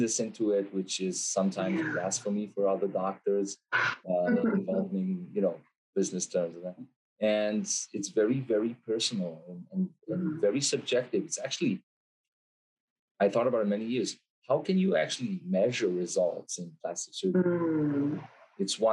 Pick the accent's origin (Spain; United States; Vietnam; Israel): Israel; I'm an Israeli guy, born and raised in Israel